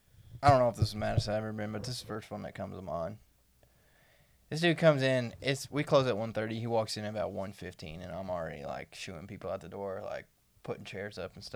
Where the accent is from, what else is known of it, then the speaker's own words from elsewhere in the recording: Chicago, Illinois, United States; I'm from Southside Chicago. Like, that means something to me.